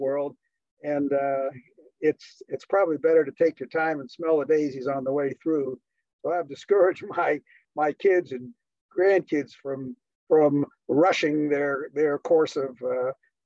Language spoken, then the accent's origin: English; Pittsburgh, Pennsylvania, United States; moved away; also born or lived in Ann Arbor, Michigan; I had a very routine, unexciting childhood growing up in the Steel City, Pittsburgh, Pennsylvania